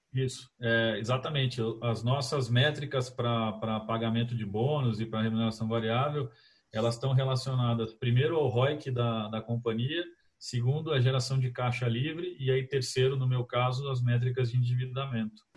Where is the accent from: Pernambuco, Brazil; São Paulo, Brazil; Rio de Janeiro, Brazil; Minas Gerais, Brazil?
São Paulo, Brazil; Campinas; sou de Campinas